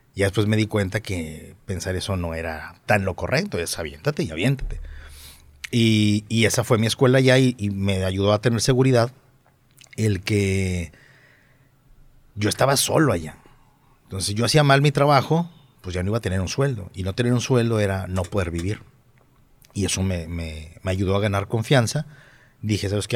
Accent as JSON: {"language": "Spanish", "town": "Monterrey", "region": "Nuevo León", "country": "Mexico", "accent": "regio", "said": "mi acento regio"}